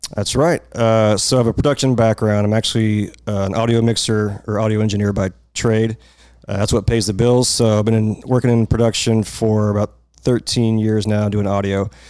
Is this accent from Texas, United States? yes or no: yes; Irving, Texas, United States; I'm from here. Uh, lived in Irving most of my life.